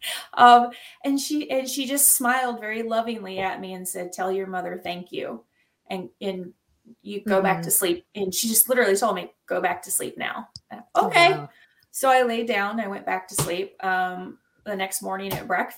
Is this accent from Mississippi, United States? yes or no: yes; Jackson, Mississippi, United States; accent: Southern; now in Indiana, United States; I grew up in Jackson, Mississippi, or just outside of Jackson. And so I am a Southern girl by heart. and I can go right back into my accent like